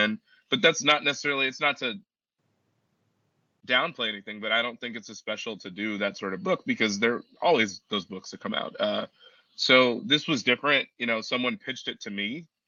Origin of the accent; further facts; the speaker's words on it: Chicago, Illinois, United States; I grew up in Chicago